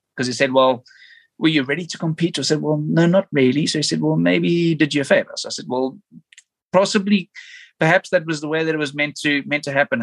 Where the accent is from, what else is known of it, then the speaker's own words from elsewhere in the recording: South Africa; Me being a South African